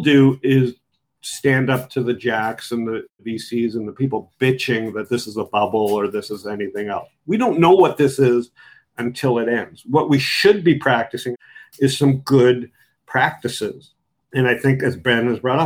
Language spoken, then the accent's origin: English; Canada; I'm from Canada. I'm conservative.